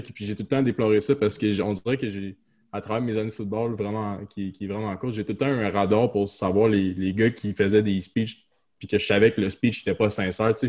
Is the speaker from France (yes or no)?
no; Outaouais, Quebec, Canada; moved away as an adult; now in Quebec City, Canada; je suis parti d'Outaouais pour aller à Québec. Puis quand je reviens en Outaouais